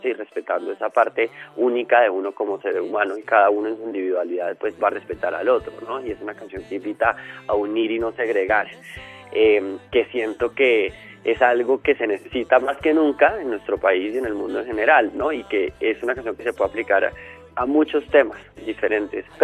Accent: Colombia; como ser humano que vive en este mundo, como colombiano, ¿no?

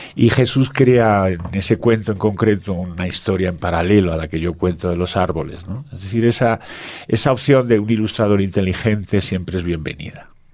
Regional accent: Spain; en mi país

